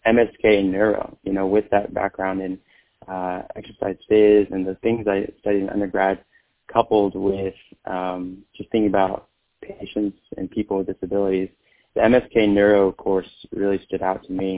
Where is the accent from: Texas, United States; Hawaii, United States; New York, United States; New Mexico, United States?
Texas, United States; Fort Worth; moved away; I'm a second-generation Vietnamese American, born and raised in Fort Worth, Texas